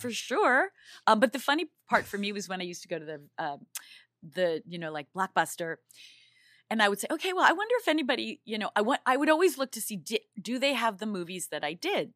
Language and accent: English; New York, United States; now in Los Angeles, United States; I'm from New York